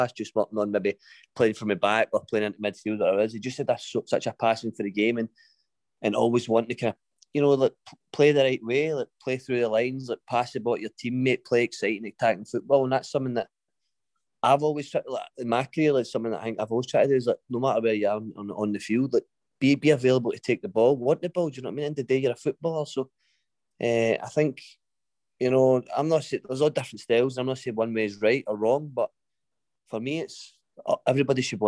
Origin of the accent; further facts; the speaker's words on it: Greenock, Scotland, United Kingdom; It's my hometown club. It's a team that I watched growing up